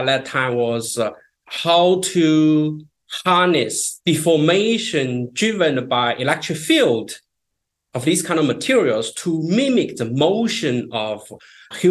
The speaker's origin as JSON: {"language": "English", "country": "China", "tie": "born or raised there", "also_born_or_lived": "North Carolina, United States", "moved": "as an adult", "lives_now": "United States", "said": "I grew up in China"}